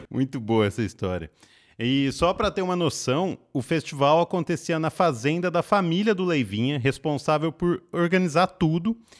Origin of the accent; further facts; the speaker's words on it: Pirassununga, São Paulo, Brazil; perto da cidade onde eu nasci, Pirassununga